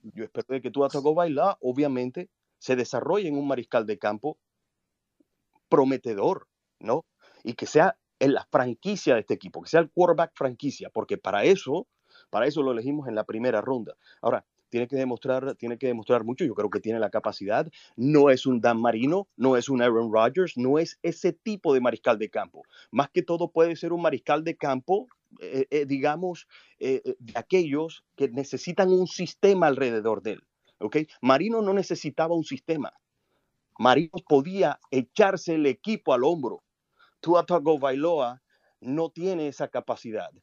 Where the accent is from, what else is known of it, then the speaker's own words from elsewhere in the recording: Colombia; now in United States; Vivo en Estados Unidos desde hace mucho tiempo, aunque nací en Colombia.